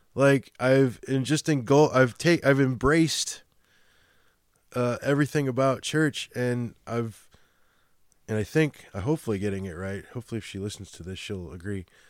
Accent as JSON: {"language": "English", "town": "Chicago", "region": "Illinois", "country": "United States", "accent": "Chicago", "moved": "yes", "said": "my Chicago accent"}